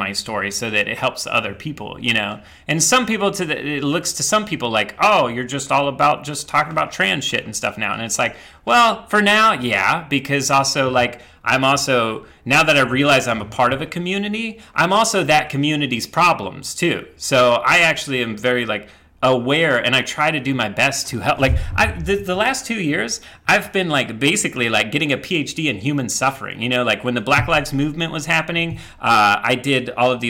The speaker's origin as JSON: {"language": "English", "region": "Midwest", "country": "United States", "tie": "born or raised there", "said": "I grew up in the Midwest"}